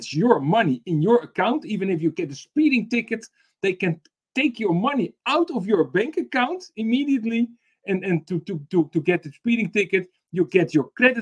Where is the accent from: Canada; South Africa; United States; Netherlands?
Netherlands; I'm from the Netherlands.